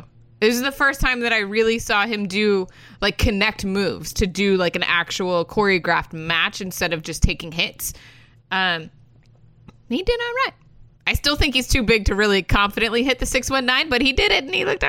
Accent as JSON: {"language": "English", "region": "Florida", "country": "United States", "said": "I am also from Florida, where the entire state thinks they're original bros."}